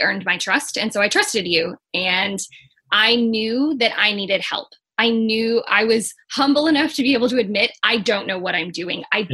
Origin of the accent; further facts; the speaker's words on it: Missouri, United States; I'm originally from Missouri, and in Missouri, a lot of times you get married or you go to high school